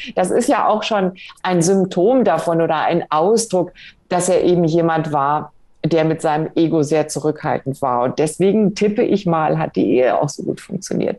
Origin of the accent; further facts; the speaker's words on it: Germany; uns Deutschen